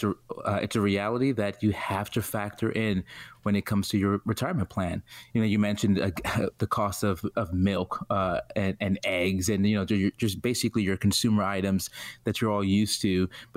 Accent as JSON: {"language": "English", "town": "New York City", "region": "New York", "country": "United States", "tie": "born or raised there", "said": "From Brooklyn, New York, born and raised."}